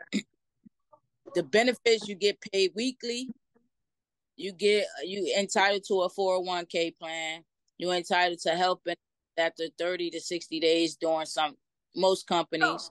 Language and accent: English; Trenton, New Jersey, United States; I'm from Trenton, New Jersey, born and okay, raised.